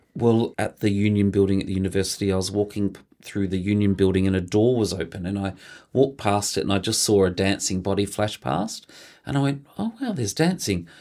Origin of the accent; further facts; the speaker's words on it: Mildura, Victoria, Australia; I was born in Mildura, uh, in the northwest of Victoria. We grew up on a grape farm, so we're a country family.